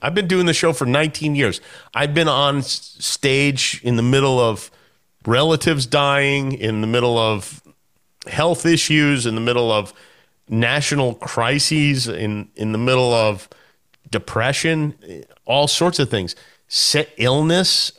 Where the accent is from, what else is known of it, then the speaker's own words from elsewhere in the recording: Las Vegas, Nevada, United States; I grew up in Vegas